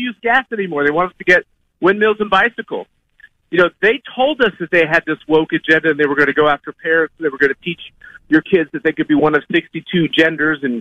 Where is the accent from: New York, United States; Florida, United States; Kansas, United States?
Kansas, United States; I'm from Kansas